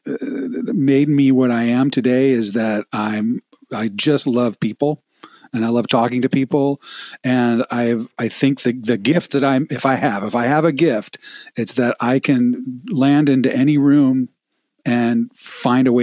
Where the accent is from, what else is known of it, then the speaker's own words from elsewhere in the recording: Midwest, United States; moved away as an adult; I grew up in the Midwest and I cherished my childhood in the Midwest